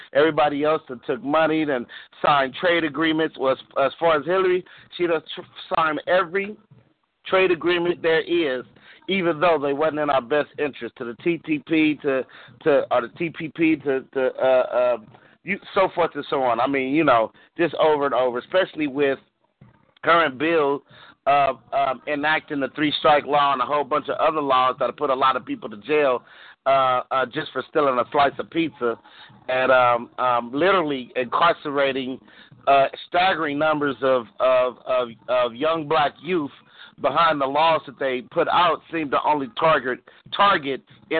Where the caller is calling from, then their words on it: Los Angeles, California, United States; from South Central LA.